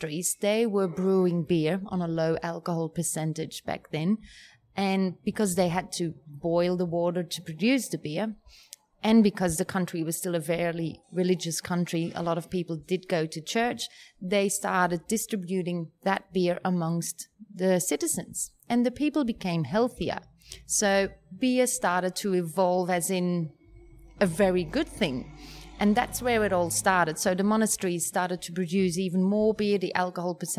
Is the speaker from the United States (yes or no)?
no; Flemish part of Belgium, Flanders, Belgium; first language Dutch; English is a second language; moved away as an adult; now in Australia; We are from Belgium and we are from the Flemish part of Belgium. So we speak Flemish, which is like literally the same as Dutch. That's where I spent all of my life